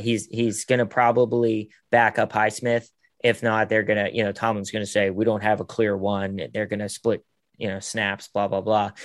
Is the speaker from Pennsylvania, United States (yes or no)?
yes; Pittsburgh, Pennsylvania, United States; moved away as an adult; now in Los Angeles, United States; my hometown